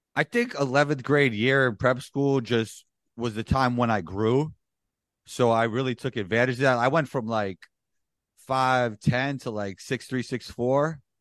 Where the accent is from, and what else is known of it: New York City, New York, United States; born or raised there; moved away as an adult